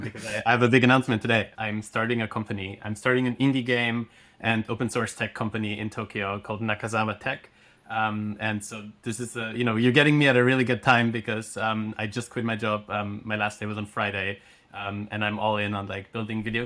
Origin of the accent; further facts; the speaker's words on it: Austria; first language German; English is a second language; I grew up in Austria, so my native language is German.